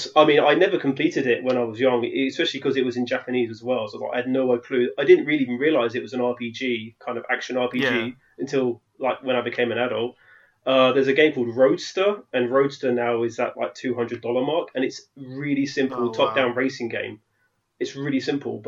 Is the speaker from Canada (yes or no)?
no; London, United Kingdom; moved away as an adult; now in Netherlands; You can tell that I'm from London, so living in the Holland